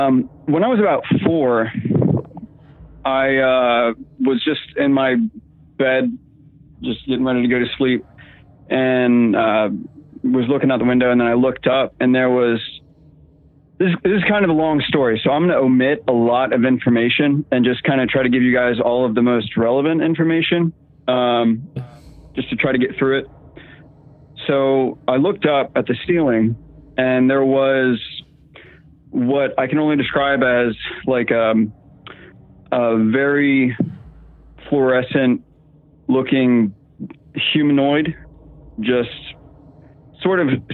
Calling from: Virginia, United States; I'm calling from Virginia, sitting here with my wife.

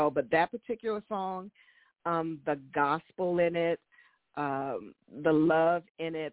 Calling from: Maryland, United States; I am calling from the Washington, D.C. area, specifically from Maryland, actually from my home.

